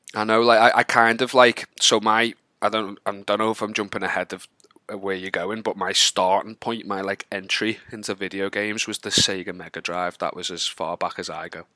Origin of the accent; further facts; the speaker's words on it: Wallasey, North West England, United Kingdom; also born or lived in Liverpool; I'm from a town called Wallasey, just outside of Liverpool.